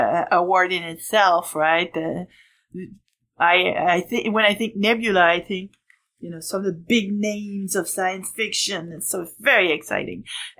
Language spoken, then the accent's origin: English; Canada; accent: French Canadian; English is a second language; if you haven't figured it out from the accent, I'm French Canadian, so we have a whole different language.